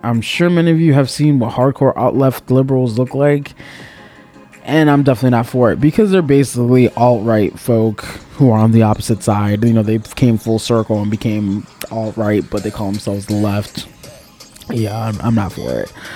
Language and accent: English; Miami, Florida, United States; I was born and raised in Miami-Dade County